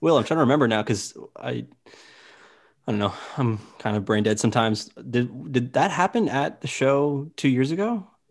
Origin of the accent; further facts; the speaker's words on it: Myrtle Beach, South Carolina, United States; I myself, I'm from Myrtle Beach, South Carolina